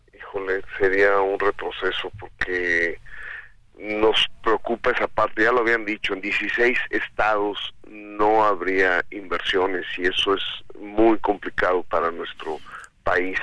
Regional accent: Mexico; es un orgullo como mexicanos

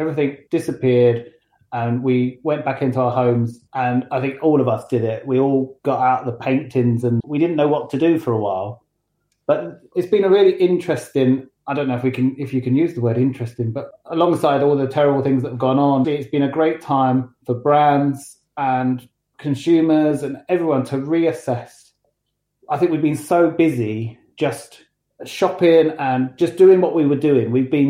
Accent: London, United Kingdom; moved away as an adult; now in Matlock, United Kingdom; So, as you can tell, I'm not from Derbyshire. I don't have a Derbyshire accent. I sort of emigrated from London a good sort of 5 years ago.

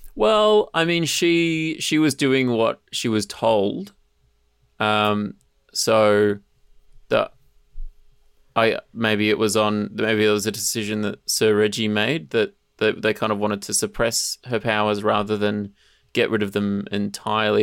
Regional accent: Mornington Peninsula, Victoria, Australia; I grew up on the Mornington Peninsula

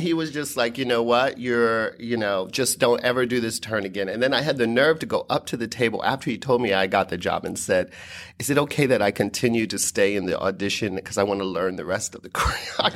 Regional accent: Dayton, Ohio, United States; moved away as an adult; my hometown of Dayton, Ohio

